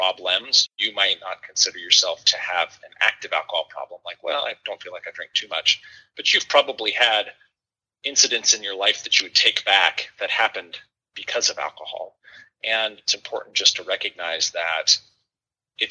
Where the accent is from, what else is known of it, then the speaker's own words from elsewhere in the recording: Oregon, United States; moved away as an adult; also born or lived in Kentucky; now in Louisville, United States; I grew up out in Oregon, more or less.